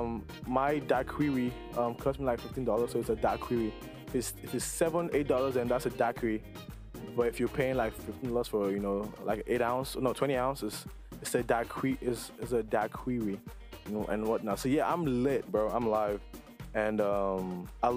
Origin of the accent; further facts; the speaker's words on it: Nigeria; moved away; growing up in Nigeria